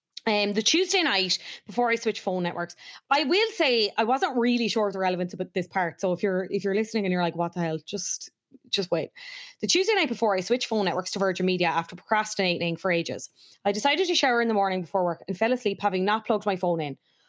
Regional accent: Cork, Munster, Ireland; I'm from Cork, obviously.

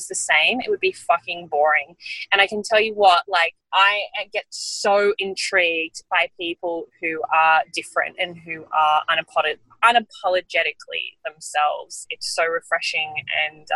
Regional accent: Bellingen, New South Wales, Australia; accent: Australian; also born or lived in New Zealand; where I grew up in Bellingen

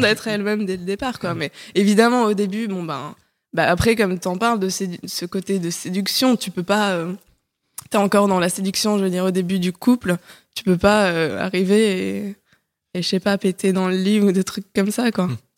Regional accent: Paris, Île-de-France, France; moved away as an adult; also born or lived in French provinces; Je suis une Parisienne de 29 ans. Euh, récemment reparisienne plutôt, parce que j'ai grandi à Paris, mais je suis partie euh, un petit moment vivre en province

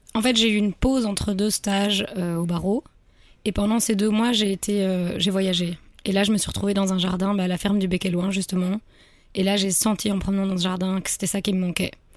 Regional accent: Brussels, Brussels-Capital Region, Belgium; je suis bruxelloise donc je cherchais autour de Bruxelles

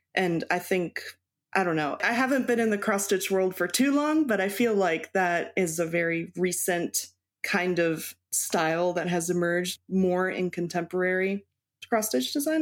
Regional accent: Baltimore, Maryland, United States; also born or lived in Mexico / Texas; now in Wisconsin, United States; I was born in Baltimore, Maryland.

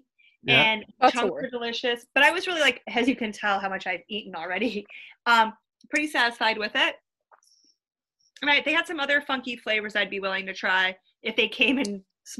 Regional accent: Romeo, Michigan, United States; growing up in Romeo, Michigan, where I'm from.

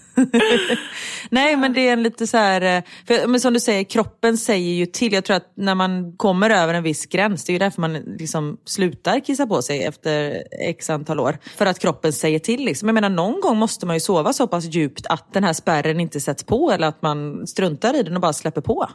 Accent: Gothenburg, Västra Götaland, Sweden; accent: göteborgska; i radion så liksom pratar jag mer göteborgska

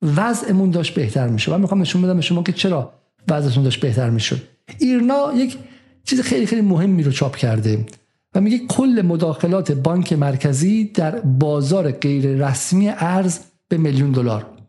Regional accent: Iran; moved away; ما ایرانی هستیم

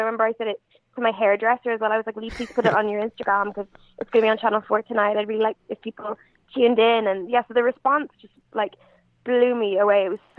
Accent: Galway, Connacht, Ireland; So it's like, I've had people say to me really like disappointedly, oh, you don't even sound Irish. So I'm like, no, I'm just from Galway.

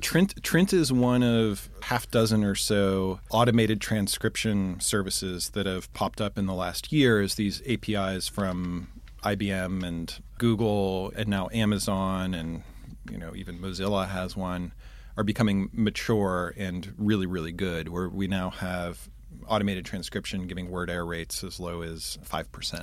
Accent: Pittsburgh, Pennsylvania, United States; moved away as an adult; also born or lived in Chicago; I'm originally from Pittsburgh.

